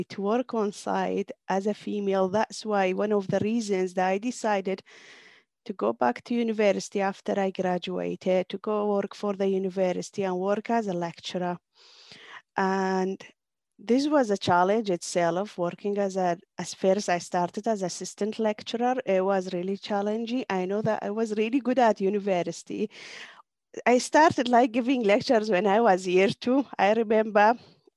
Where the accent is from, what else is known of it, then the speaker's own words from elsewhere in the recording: Kurdistan Region, Iraq; moved away; I am from Kurdistan, Iraqi part